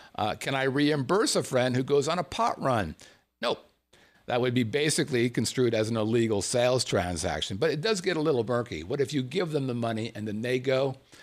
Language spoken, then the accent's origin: English; Southern California, United States; See, I grew up in Southern California. I was a long, blonde-haired, SoCal kind of guy.